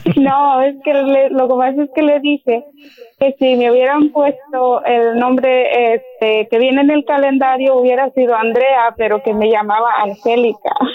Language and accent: Spanish; San Luis Potosí, Mexico; Yo soy de San Luis